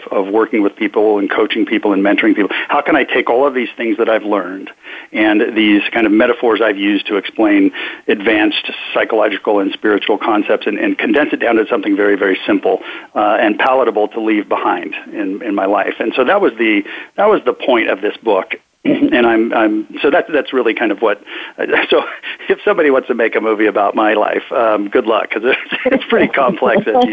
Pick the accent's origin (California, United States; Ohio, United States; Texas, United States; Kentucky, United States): California, United States; Sacramento; I was born up in Sacramento, California, to the youngest of seven children